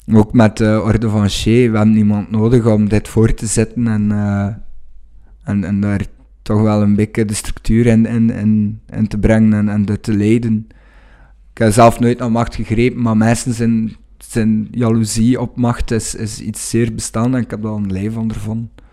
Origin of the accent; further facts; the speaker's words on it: Wevelgem, Flanders, Belgium; Ik kom uit Wevelgem